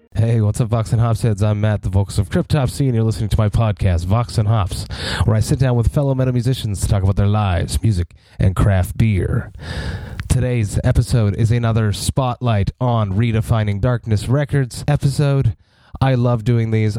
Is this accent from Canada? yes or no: yes; Montreal, Quebec, Canada; We're both from Montreal